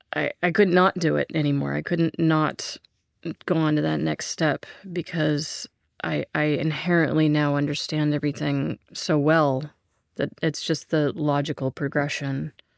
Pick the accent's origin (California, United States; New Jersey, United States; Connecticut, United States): California, United States; Santa Barbara; I grew up in Santa Barbara. We moved there when I was two.